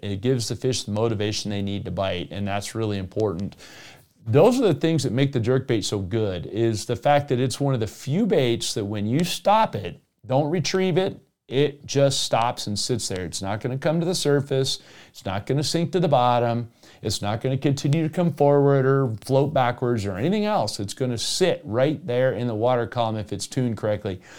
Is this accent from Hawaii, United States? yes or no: no; South Florida, United States; moved away; also born or lived in Colorado; I grew up originally in South Florida